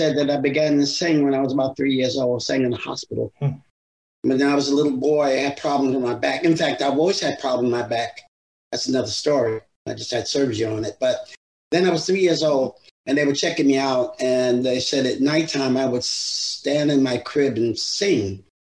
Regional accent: New York City, New York, United States; accent: New York City English; moved away as an adult; also born or lived in California / Las Vegas; now in Boca Raton, United States; originally I'm from Brooklyn

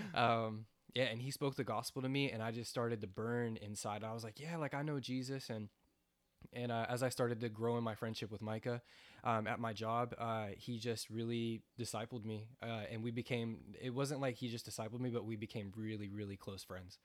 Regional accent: United States; also born or lived in New York; I grew up on that farm

